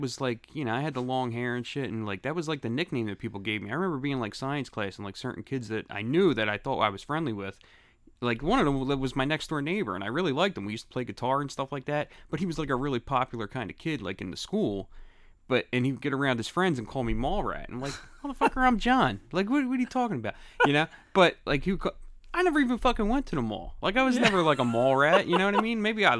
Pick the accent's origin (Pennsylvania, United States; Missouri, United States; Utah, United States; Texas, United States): Pennsylvania, United States; Philadelphia; Yeah, I'm from Grace Ferry.